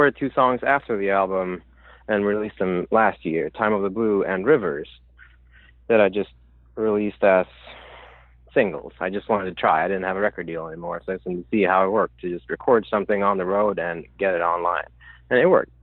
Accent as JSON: {"language": "English", "country": "Sweden", "second_language": "English", "moved": "as an adult", "lives_now": "Brooklyn, United States"}